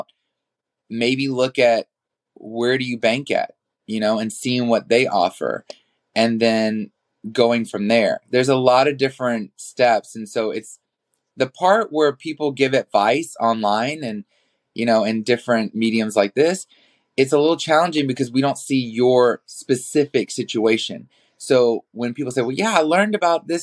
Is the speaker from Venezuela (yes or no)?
no; New Orleans, Louisiana, United States; moved away as an adult; now in Los Angeles, United States; I was born in New Orleans, Louisiana, and then I moved to Los Angeles